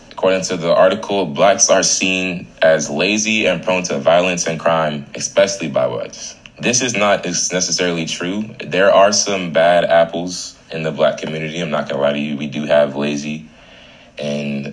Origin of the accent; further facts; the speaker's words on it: Tampa, Florida, United States; I am from Tampa, Florida, 813.